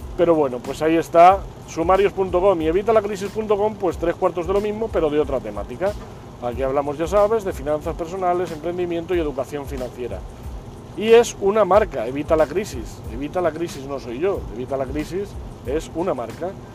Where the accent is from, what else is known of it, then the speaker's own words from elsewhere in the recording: Spain; aquí en España